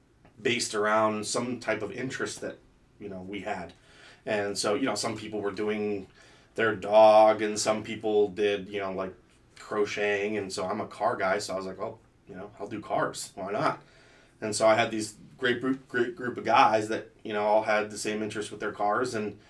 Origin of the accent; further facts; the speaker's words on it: State College, Pennsylvania, United States; also born or lived in Colorado / Atlanta / Florida; So I lived a majority of my life in State College, Pennsylvania.